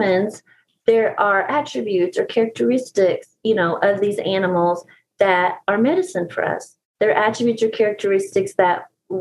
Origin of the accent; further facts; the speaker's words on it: East Tennessee, United States; I'm from East Tennessee in the Appalachian Mountains, and we have bears here